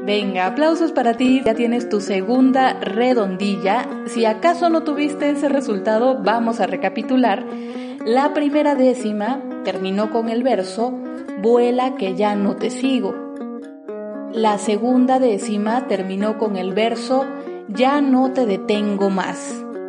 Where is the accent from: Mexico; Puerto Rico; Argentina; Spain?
Mexico; Oaxaca; soy decimista oaxaqueña